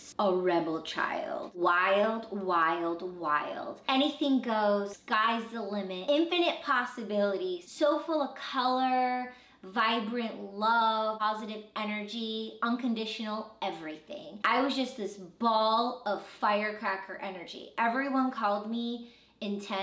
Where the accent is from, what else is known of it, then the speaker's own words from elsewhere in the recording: Michigan, United States; I was born in Michigan